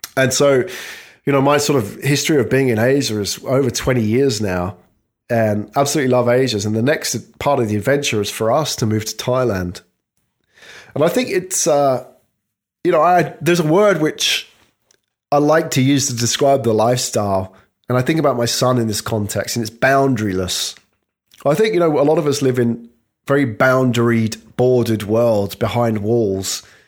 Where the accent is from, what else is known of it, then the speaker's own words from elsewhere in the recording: United Kingdom; I'm British